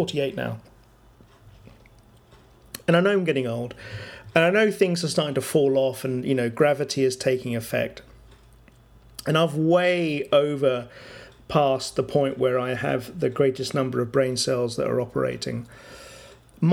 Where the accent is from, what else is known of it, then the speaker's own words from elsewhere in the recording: London, United Kingdom; moved away; where I come from in London, people move jobs quite often